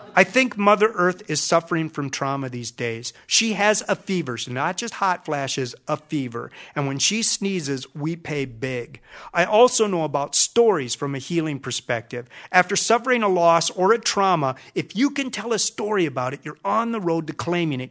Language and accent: English; Minnesota, United States; I'm from Minnesota, lakes and prairies